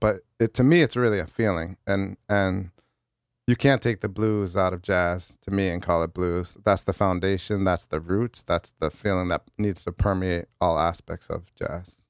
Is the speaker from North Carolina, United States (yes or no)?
no; New Haven, Connecticut, United States; I was born and raised in New Haven